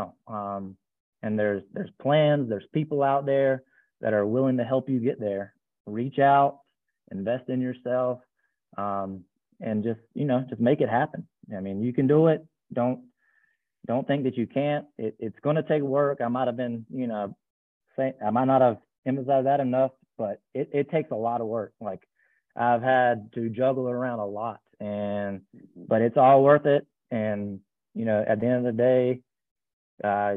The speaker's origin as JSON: {"language": "English", "region": "Eastern North Carolina", "country": "United States", "moved": "as an adult", "lives_now": "Raleigh, United States", "said": "I'm from Eastern North Carolina, but I moved up to Raleigh about 18 years ago"}